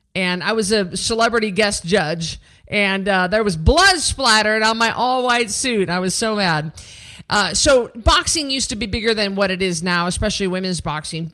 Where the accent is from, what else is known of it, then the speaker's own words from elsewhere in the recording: Memphis, Tennessee, United States; this was my hometown. I was the hometown girl, the hometown hero